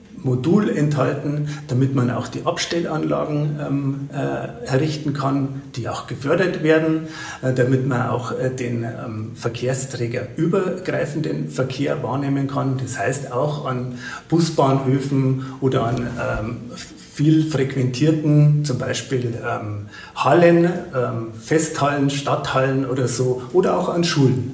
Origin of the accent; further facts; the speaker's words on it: Bäderdreieck, Bavaria, Germany; Ich komme ja aus dem Bäderdreieck, ähm, Bad Birnbach, Bad Griesbach, Bad Füssing